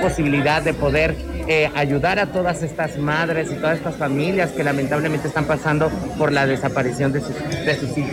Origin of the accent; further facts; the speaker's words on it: Monterrey, Nuevo León, Mexico; nosotros los regios